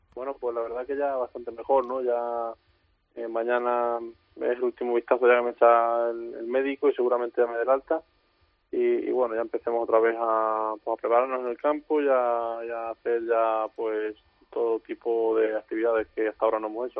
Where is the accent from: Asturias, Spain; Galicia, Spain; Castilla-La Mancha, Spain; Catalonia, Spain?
Castilla-La Mancha, Spain; Albacete